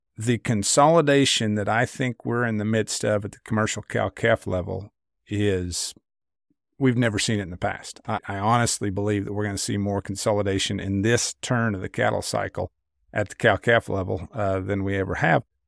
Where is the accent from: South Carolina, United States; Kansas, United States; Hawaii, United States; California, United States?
Kansas, United States; I grew up in Kansas in a very market-driven, value-based household